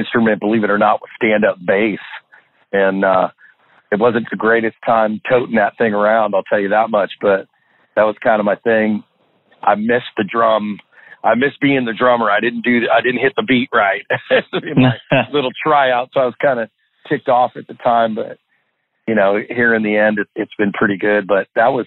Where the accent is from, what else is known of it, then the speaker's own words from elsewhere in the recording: Walnut Creek, California, United States; also born or lived in Pleasant Hill, California / Red Bluff, California; I grew up in Northern California, actually, little town. Spent part of my time in a little town called Pleasant Hill, my first part of my young years, and then, or say younger years, and then we moved to another one town over to Walnut Creek, California